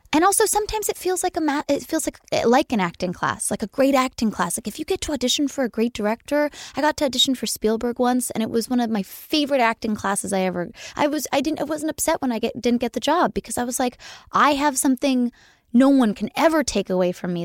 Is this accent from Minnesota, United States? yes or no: no; Los Angeles, California, United States; accent: Valley Girl; I'm from, born and raised in the Valley, and I do my best to hide that accent